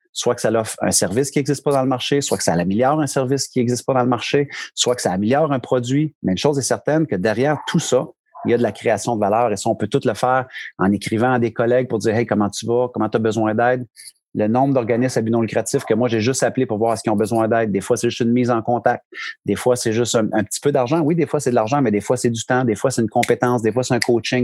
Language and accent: French; Bishopton, Quebec, Canada; moved away as an adult; now in New Brunswick, Canada; je suis un Québécois d'origine. Euh, région de l'Estrie, les cantons de l'Est, un petit village de, qui s'appelle Bishopton, 300 habitants. vraiment, mes parents demeurent encore là